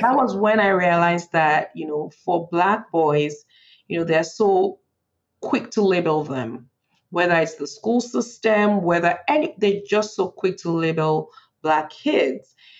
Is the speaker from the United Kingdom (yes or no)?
no; Nigeria; moved away as an adult; now in Frederick, United States; I was born in Nigeria and I grew up in Nigeria, uh, and I moved to the U.S. for college.